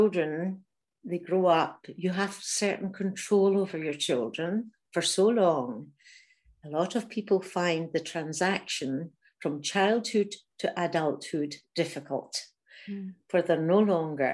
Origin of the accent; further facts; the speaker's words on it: Glasgow, Scotland, United Kingdom; moved away as an adult; also born or lived in Germany; I was from Glasgow, hadn't really travelled very much. I was only 20